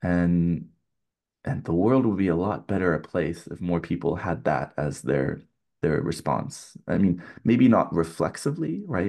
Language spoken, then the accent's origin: English; California, United States; growing up in California